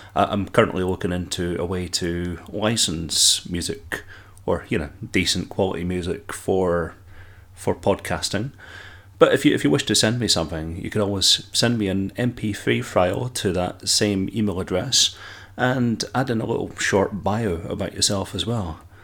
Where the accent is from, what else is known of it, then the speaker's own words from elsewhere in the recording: Dundee, Scotland, United Kingdom; you can probably detect my accent, and that I'm from Scotland. Indeed, from sunny Dundee